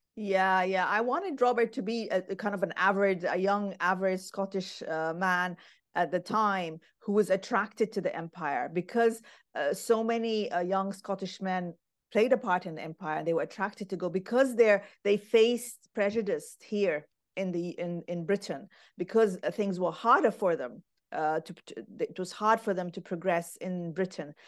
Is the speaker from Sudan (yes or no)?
yes; Khartoum, Sudan; now in Aberdeen, United Kingdom; I grew up in Khartoum, Sudan